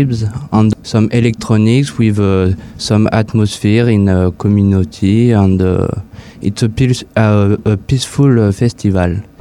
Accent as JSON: {"language": "English", "country": "France", "second_language": "English", "moved": "yes", "lives_now": "Hungary", "said": "I am from France"}